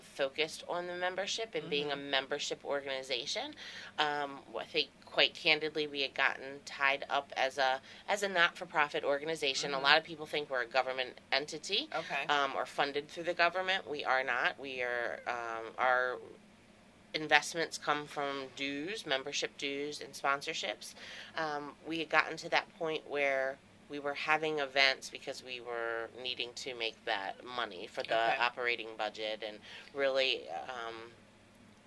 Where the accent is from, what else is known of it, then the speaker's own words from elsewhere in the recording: White Marsh, Maryland, United States; also born or lived in Harford County, Maryland; I'm born and raised in Maryland, Baltimore. I grew up in White Marsh